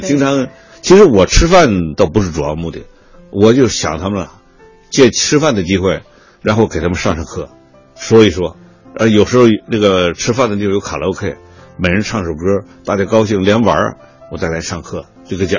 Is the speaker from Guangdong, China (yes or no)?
no; Tianjin, China; moved away; also born or lived in Inner Mongolia; 我从，从离开我的家乡天津，我就到了草原，到了内蒙